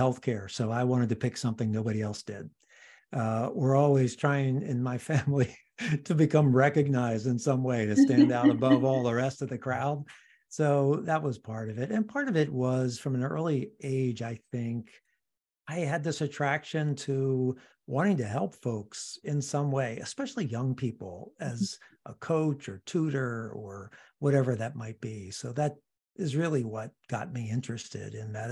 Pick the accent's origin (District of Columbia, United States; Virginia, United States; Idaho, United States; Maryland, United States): District of Columbia, United States; Washington; moved away as an adult; now in Seattle, United States; I'm originally from the East Coast, from Washington, D.C.